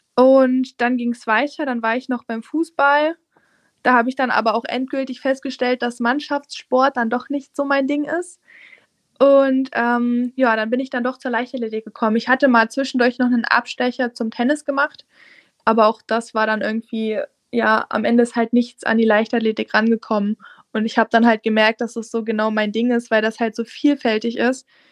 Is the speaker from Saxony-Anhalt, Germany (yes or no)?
yes; Saxony-Anhalt, Germany; now in Halle, Germany; ich komme aus Sachsen-Anhalt, ich wohne in der Nähe von Aschersleben, also da wohnt meine Mutti